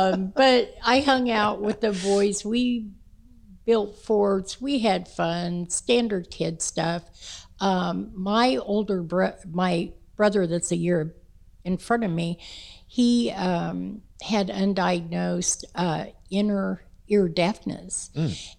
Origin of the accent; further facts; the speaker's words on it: Kansas City, Kansas, United States; Oh, we moved out to 81st Street then in Wyandotte County.